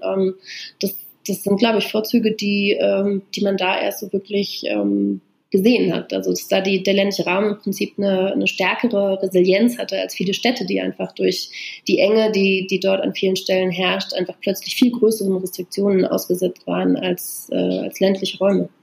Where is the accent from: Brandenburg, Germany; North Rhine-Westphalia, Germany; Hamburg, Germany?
Brandenburg, Germany; moved away as an adult; also born or lived in Berlin / Brussels / Boston / Paris; Also ich bin halt in Brandenburg äh, geboren und aufgewachsen, in so einem 500-Seelen-Ort